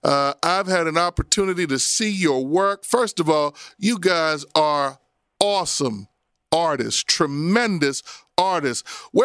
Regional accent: Abington, Pennsylvania, United States; I grew up in Abington.

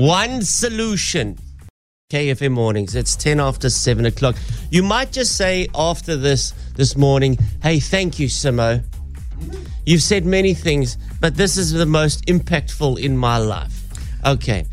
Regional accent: Durban, KwaZulu-Natal, South Africa; moved away; growing up in Durban, being a surfer

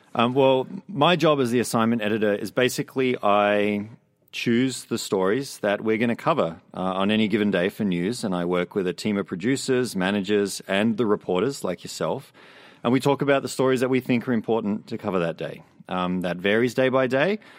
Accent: Australia; now in Vancouver, Canada; I grew up in Australia

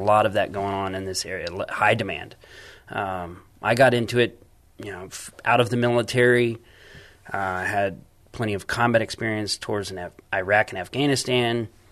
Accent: San Antonio, Texas, United States; I'm from San Antonio.

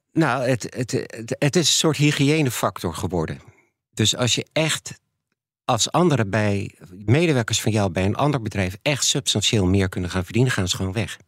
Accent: Netherlands; also born or lived in United States

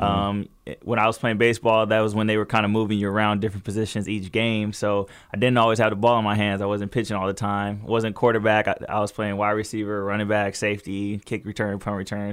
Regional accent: Fontana, California, United States; also born or lived in Pasadena, California; we lived in Fontana ever since I was three

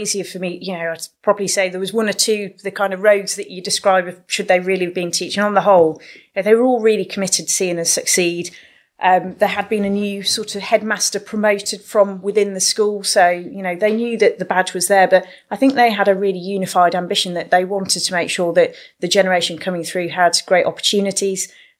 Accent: Yorkshire and the Humber, United Kingdom; I was born in Yorkshire with a bit of a bang, so very proud of my Yorkshire roots.

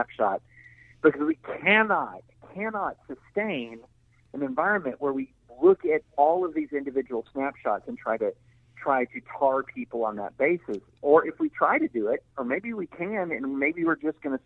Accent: the South, United States; I grew up in the South in the 80s

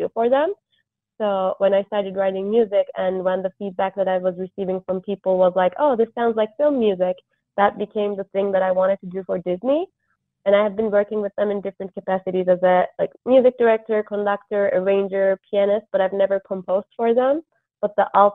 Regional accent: Istanbul, Turkey; moved away as an adult; So I'm originally from Istanbul, Turkey, and I lived there until I went to college

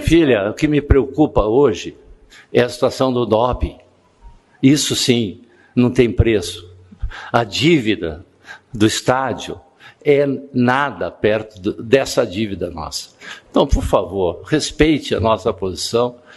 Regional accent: Paraná, Brazil; Eu me envergonho, como paranaense

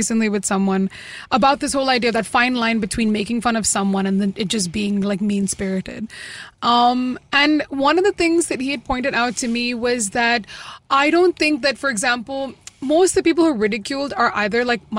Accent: Kerala, India; Hey, listen, I'm from Kerala. I'm more Jewish than you are.

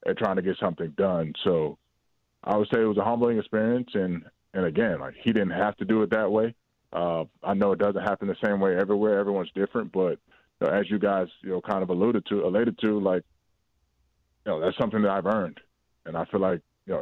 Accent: Atlanta, Georgia, United States; moved away as an adult; now in Chicago, United States; my hometown in Atlanta

